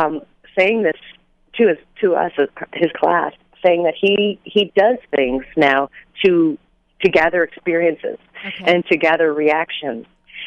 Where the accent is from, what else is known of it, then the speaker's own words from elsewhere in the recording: Canada; now in Los Angeles, United States; No, I'm Canadian.